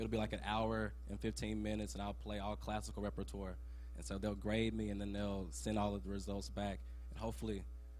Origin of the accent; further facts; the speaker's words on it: Madison, Mississippi, United States; I'm from Madison, Mississippi, and I started the violin at age of 8 years old.